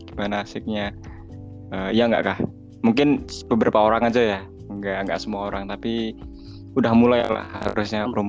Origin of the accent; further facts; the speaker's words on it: Yogyakarta, Special Region of Yogyakarta, Indonesia; kalau aku ya aku kan dari Jogja nih ya